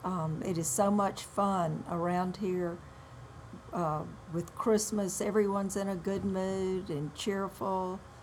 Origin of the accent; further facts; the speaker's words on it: Jackson, Mississippi, United States; I grew up in Jackson.